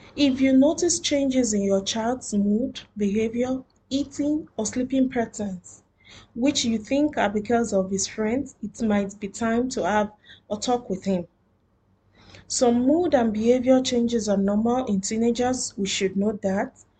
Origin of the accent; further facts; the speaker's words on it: Nigeria; now in Doha, Qatar; I am a Nigerian living in Doha, Qatar.